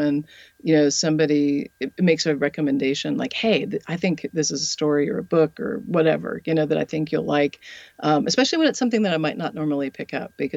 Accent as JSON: {"language": "English", "region": "Colorado", "country": "United States", "tie": "born or raised there", "moved": "yes", "lives_now": "the South, United States", "said": "Colorado, which is my home state"}